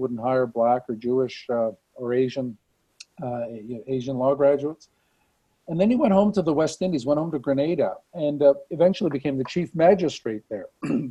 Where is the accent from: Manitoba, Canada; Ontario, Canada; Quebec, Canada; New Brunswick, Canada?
New Brunswick, Canada; Saint John; moved away as an adult; also born or lived in Halifax, Nova Scotia; now in Calgary, Canada; I come from the Maritimes. I come from New Brunswick. So I went to high school, finished high school in St. John, New Brunswick